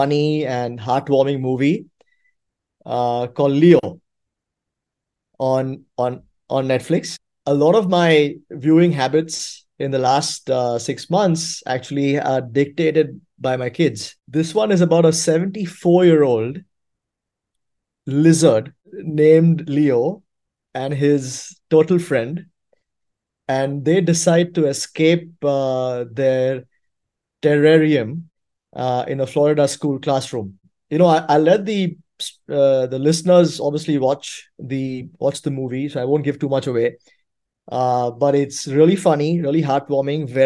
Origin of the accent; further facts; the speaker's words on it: India; growing up in India